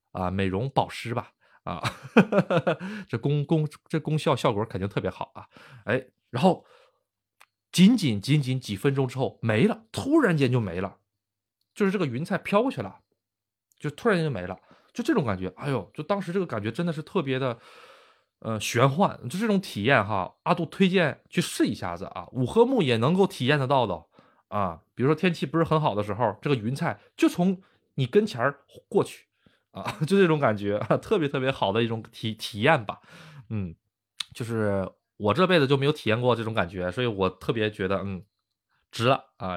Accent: Northeast China, China; now in Japan; 那跟我们东北一样了

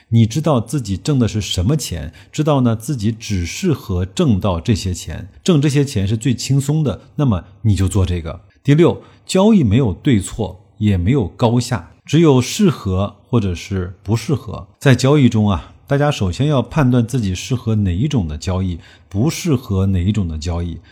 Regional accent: China; 我们中国人

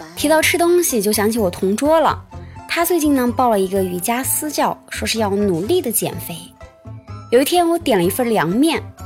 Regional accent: Shiyan, Hubei, China; 在我的家乡实验呀，还有另外一种好喝的黄酒，叫做樊陵黄酒

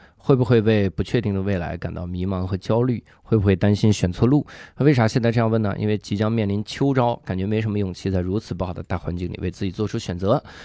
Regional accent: China; 我是一个中国的单口喜剧演员

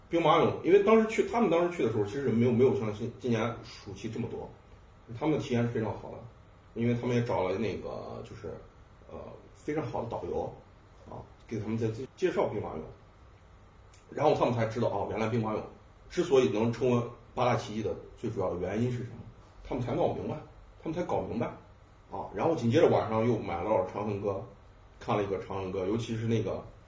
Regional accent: Xi'an, Shaanxi, China; 我是一个西安人

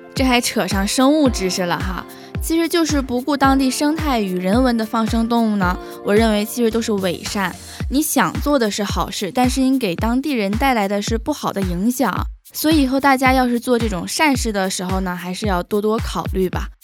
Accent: Northeast China, China; now in Xiamen, China; 作为东北人

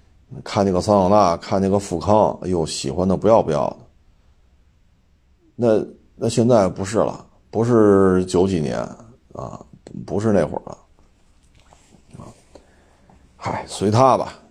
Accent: China; 我们中国人

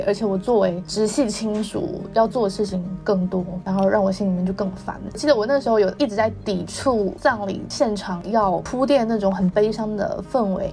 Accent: Xiamen, Fujian, China; moved away as an adult; 因为我小时候在 在他家长大嘛，然后后来才去了厦门

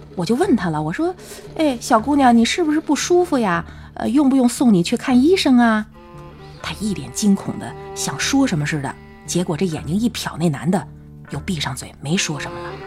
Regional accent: Tianjin, China; 我是本地人

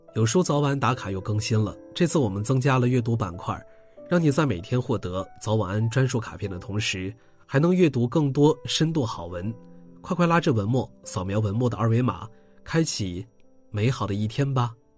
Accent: Heilongjiang, China; moved away; 但我几乎每天都在关注我家乡的消息，随分河也好，黑龙江也好

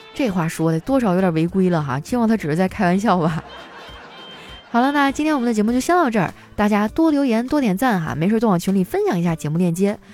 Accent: Northeast China, China; 我们东北人呢，都是这么排解情绪的

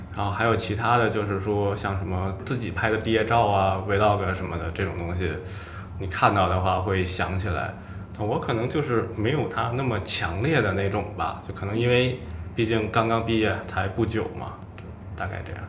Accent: Beijing, China; 我们就出生在北京

